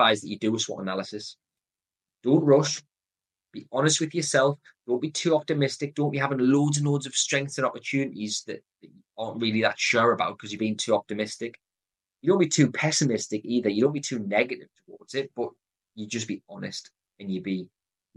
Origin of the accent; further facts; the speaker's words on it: Newcastle upon Tyne, North East England, United Kingdom; accent: Geordie; my Geordie accent